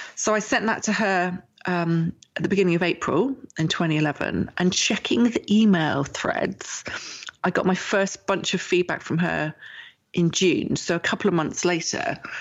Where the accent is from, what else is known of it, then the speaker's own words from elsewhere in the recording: England, United Kingdom; I'm English and I was writing with my um, British English